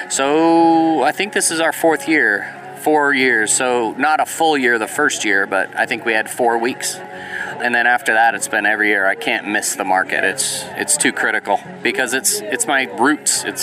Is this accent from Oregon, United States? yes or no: no; San Diego, California, United States; now in Cartersville, United States; I am a transplant from San Diego, California